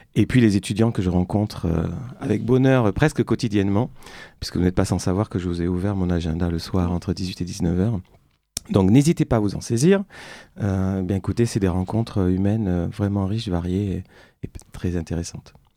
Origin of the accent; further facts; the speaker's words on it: Bordeaux, Nouvelle-Aquitaine, France; moved away as an adult; also born or lived in Beijing; now in Paris, France; à Bordeaux, dans ma ville natale, qui me manque